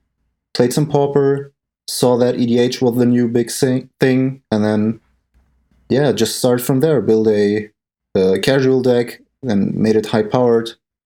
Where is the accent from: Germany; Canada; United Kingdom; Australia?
Germany; I'm from Germany.